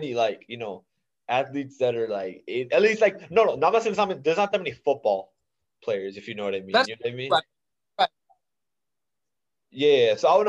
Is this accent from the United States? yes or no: no; India; no I would just I'm also Indian. So like I was just wondering, like, has there